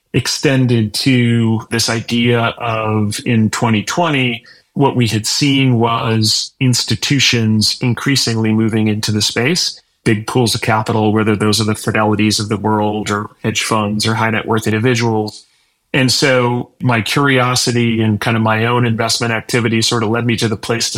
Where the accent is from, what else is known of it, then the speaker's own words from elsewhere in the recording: Illinois, United States; also born or lived in Minnesota / Wisconsin; But I grew up in the Midwest and in Illinois and Minnesota and Wisconsin.